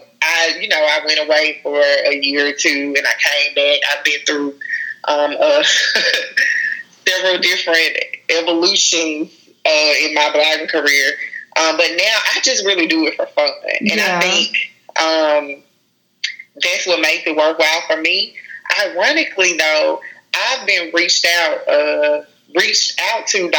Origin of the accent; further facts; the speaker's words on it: Jackson, Mississippi, United States; also born or lived in Lafayette, Louisiana / Baton Rouge, Louisiana; I like to tell people I'm really from Baton Rouge, even though I've grown up in Jackson. And Jackson is where I consider it to be home